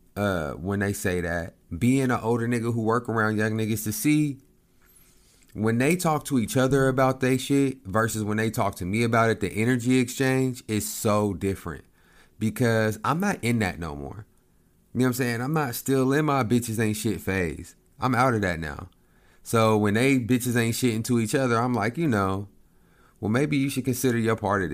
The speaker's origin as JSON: {"language": "English", "town": "Lawton", "region": "Oklahoma", "country": "United States", "tie": "born or raised there", "said": "my hometown in Lawton."}